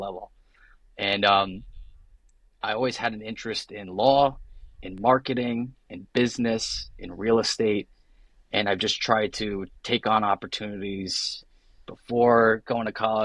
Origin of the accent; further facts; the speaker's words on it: Middletown, New Jersey, United States; So I grew up in a small town called Belford within a larger town called Middletown, New Jersey.